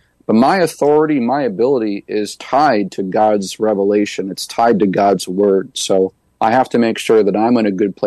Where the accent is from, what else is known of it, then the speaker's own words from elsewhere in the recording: New Hampshire, United States; planted a church right in my hometown